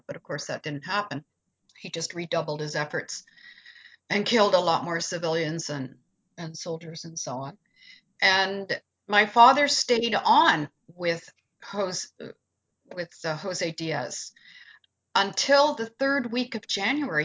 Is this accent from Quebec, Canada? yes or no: no; Peterborough, Ontario, Canada; growing up in Peterborough